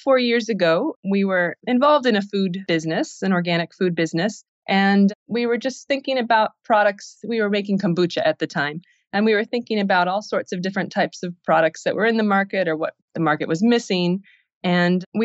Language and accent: English; Iowa, United States; also born or lived in Los Angeles; I'm originally from Iowa, and I was drinking kombucha in LA. And then in 2009, I decided to return back to my hometown. And it's a small town in Iowa, about 10,000 people